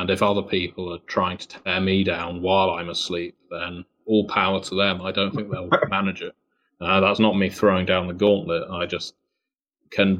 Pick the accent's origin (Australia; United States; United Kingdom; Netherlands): United Kingdom; accent: British; being British. It's partly down to the accent